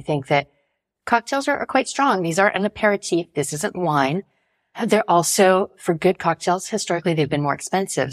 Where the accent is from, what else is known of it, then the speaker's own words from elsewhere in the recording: United States; now in Paris, France; being an American in France